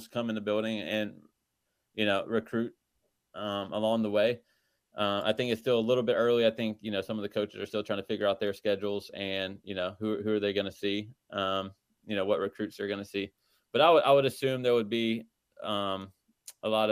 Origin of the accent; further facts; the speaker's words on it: North Carolina, United States; growing up in North Carolina